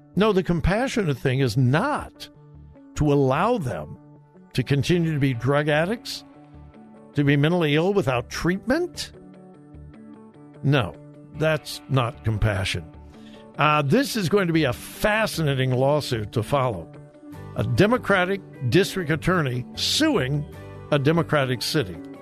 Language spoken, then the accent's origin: English; California, United States; moved away as an adult; also born or lived in South Carolina; now in Ohio, United States; I am a native Californian. I've been gone for many years. I've been here in Ohio for 40, I believe 47 years, I think it is. Uh, so I've been in Ohio much longer than I was in California, but it's my home state. That's where I was born. I was raised